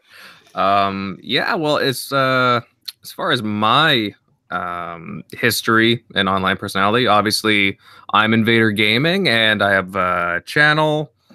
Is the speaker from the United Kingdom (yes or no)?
no; Southern Ontario, Canada; I'm from Ontario, so, uh, like, Southern Ontario